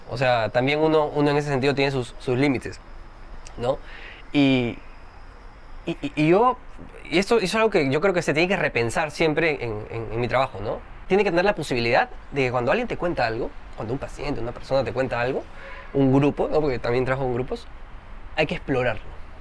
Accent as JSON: {"language": "Spanish", "town": "Trujillo", "region": "La Libertad", "country": "Peru", "said": "Yo también no soy de Lima, por cierto, soy de Trujillo"}